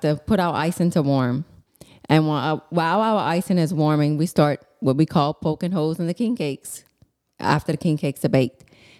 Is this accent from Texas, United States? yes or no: no; Larose, Louisiana, United States; I'm from La Rose.